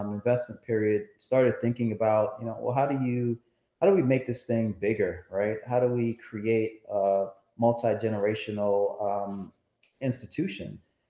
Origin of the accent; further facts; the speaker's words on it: Mount Vernon, New York, United States; also born or lived in Jamaica; I lived there until I was about seven. Okay. And then moved to a place called Mount Vernon, New York, just outside the Bronx.